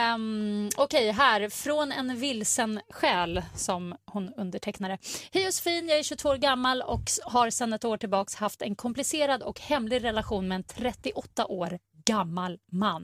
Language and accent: Swedish; Sweden; vi svenskar